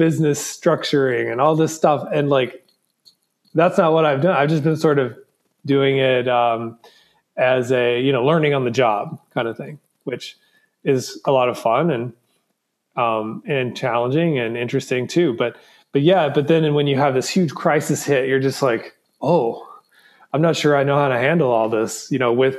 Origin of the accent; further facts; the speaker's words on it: Southwest Virginia, United States; also born or lived in Memphis, Tennessee; I grew up in Southwest Virginia